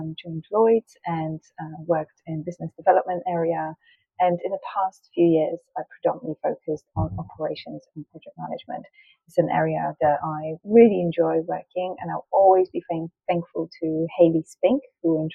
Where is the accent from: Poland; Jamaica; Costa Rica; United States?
Poland; accent: Polish; English is a second language; now in London, United Kingdom; I am Polish, which may give you sometimes give away my accent and I may sort of create words or mispronounce words.